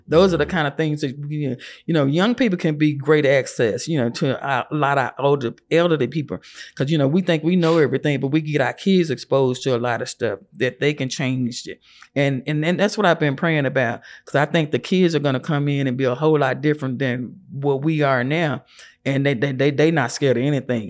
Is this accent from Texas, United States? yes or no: yes; Lubbock, Texas, United States; moved away as an adult; also born or lived in Phoenix, Arizona; I grew up in Lubbock.